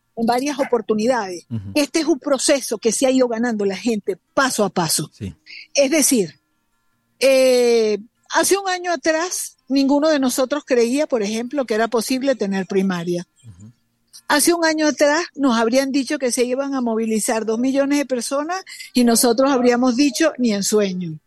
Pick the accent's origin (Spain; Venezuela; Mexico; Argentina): Venezuela; como una venezolana cualquiera